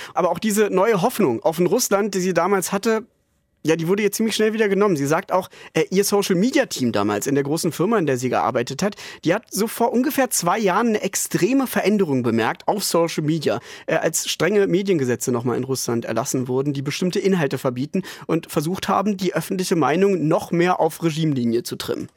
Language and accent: German; Germany; bei uns in Deutschland